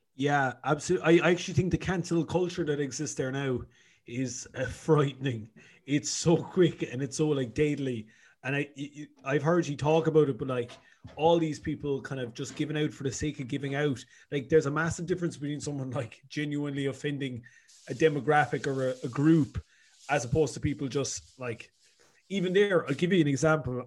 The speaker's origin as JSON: {"language": "English", "town": "Cork", "region": "Munster", "country": "Ireland", "also_born_or_lived": "Dublin", "moved": "as an adult", "lives_now": "Galway, Ireland", "said": "I'm originally from Cork."}